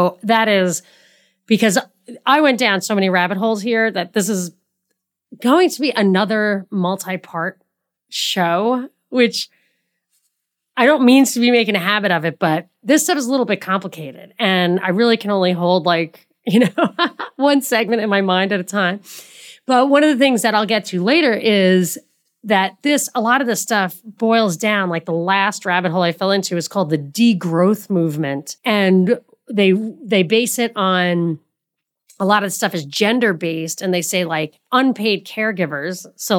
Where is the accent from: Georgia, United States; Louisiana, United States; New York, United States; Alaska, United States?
New York, United States; New York City; I'm from New York. I've lived in New York City many years, and everything was within.